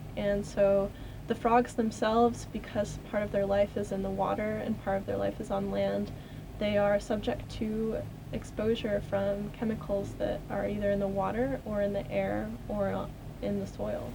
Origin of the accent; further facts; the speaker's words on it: Connecticut, United States; I grew up in Connecticut